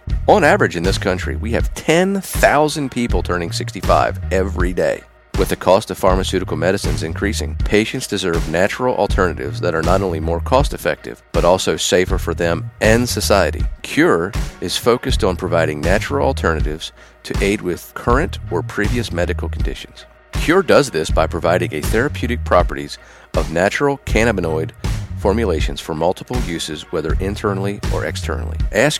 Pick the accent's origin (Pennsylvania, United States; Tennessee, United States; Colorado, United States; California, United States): Pennsylvania, United States; I'm on my own. I'm from Pennsylvania, go to Mississippi State.